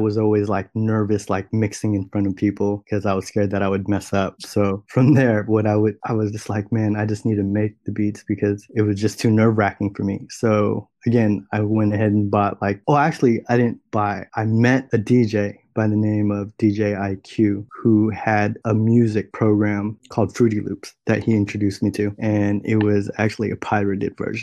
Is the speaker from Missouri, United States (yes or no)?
no; San Jose, California, United States; also born or lived in Los Angeles; I'm from Silicon Valley, the Bay Area, San Jose to be exact